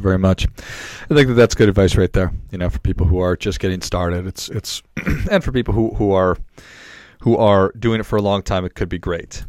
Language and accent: English; Duluth, Minnesota, United States; I was from Duluth, Minnesota